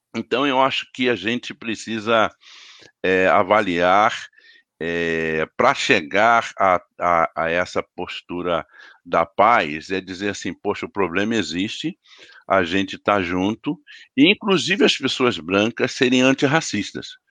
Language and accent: Portuguese; Teresópolis, Rio de Janeiro, Brazil; lá em Teresópolis, na cidade onde eu cresci